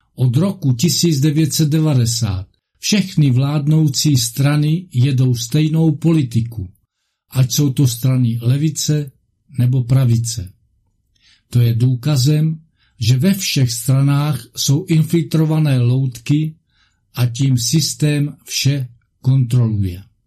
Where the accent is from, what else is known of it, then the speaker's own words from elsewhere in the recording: Moravia, Czechia; u nás na Moravě